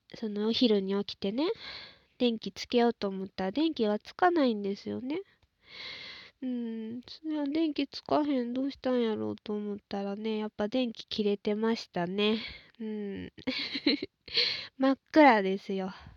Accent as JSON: {"language": "Japanese", "region": "Osaka", "country": "Japan", "tie": "born or raised there", "moved": "yes", "said": "出身はね、私大阪なんですけど"}